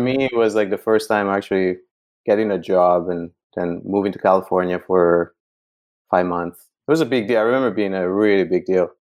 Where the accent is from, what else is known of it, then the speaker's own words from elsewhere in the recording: northern Italy, Italy; moved away as an adult; now in San Francisco, United States; growing up in Italy